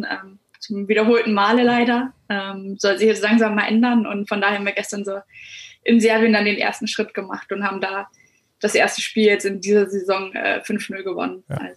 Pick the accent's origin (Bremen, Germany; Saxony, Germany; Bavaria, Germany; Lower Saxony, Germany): Bremen, Germany; moved away as an adult; now in Wolfsburg, Germany; Ja, ich komme aus Bremen, genau.